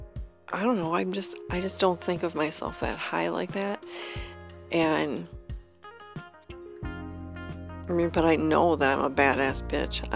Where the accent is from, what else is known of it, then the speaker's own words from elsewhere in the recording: Wisconsin, United States; moved away; my home state, Wisconsin